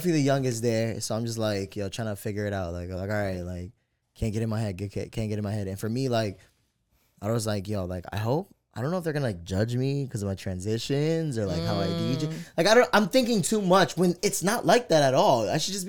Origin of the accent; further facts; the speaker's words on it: East Coast, United States; But, you know, like, I'm from the East Coast. I'm not from the West Coast.